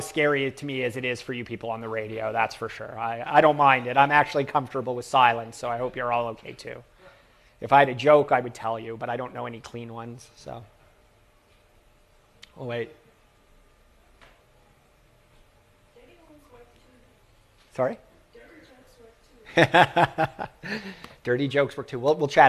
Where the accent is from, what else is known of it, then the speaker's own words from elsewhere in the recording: Toronto, Ontario, Canada; I'm from Toronto, Canada